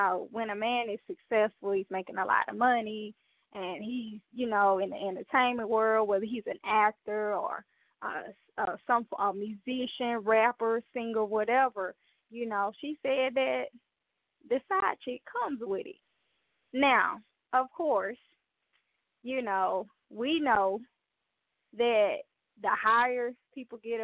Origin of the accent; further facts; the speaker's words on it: the South, United States; I'm from the South